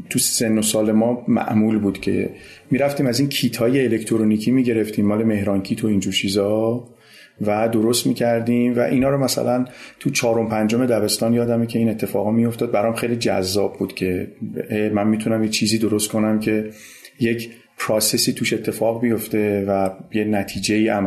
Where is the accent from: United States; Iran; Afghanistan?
Iran; Tehran, Tehran Province; born there; یعنی من متولد مرداد 57 م 14 مرداد 57 و متولد تهرانم ساکن تهرانم